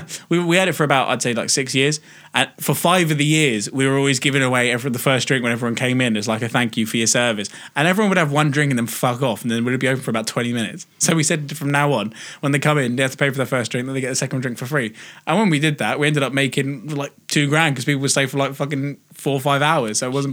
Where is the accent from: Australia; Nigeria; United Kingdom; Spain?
United Kingdom; England; I'm English